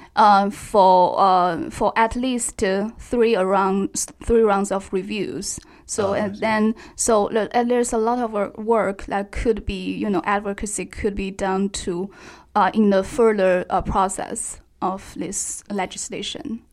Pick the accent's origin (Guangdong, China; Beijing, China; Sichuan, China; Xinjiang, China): Xinjiang, China; I'm from Xinjiang